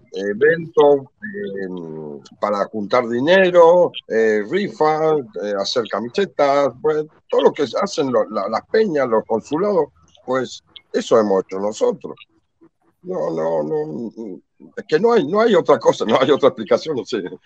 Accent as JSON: {"language": "Spanish", "country": "Argentina", "moved": "as an adult", "lives_now": "Lekeitio, Spain", "said": "argentinos somos pocos"}